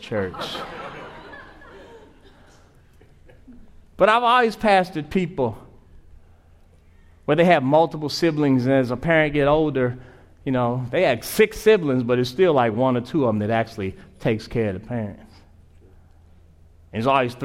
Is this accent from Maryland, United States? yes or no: yes; Prince George's County, Maryland, United States; I grew up in Prince George's County